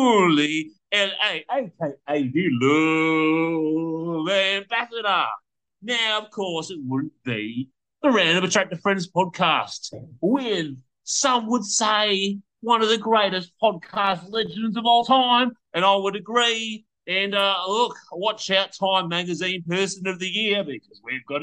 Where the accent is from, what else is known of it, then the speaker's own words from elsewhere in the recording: Australia; growing up in Australia